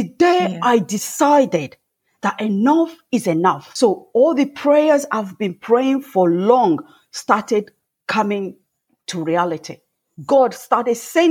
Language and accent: English; Nigeria; now in England, United Kingdom; I grew up in Africa and Nigeria, to be precise, and at a family of seven.